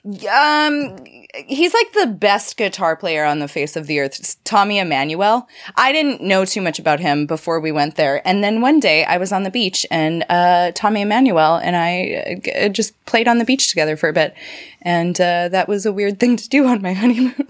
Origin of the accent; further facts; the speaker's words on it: Canada; I'm a Canadian